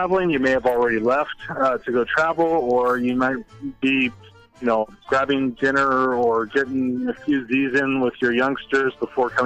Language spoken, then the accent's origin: English; Huntington Beach, California, United States; I grew up right here in Huntington Beach, about 12 to 15 miles from the resort